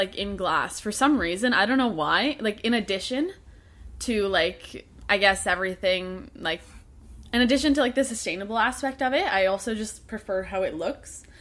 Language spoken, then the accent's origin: English; Canada; I'm Canadian myself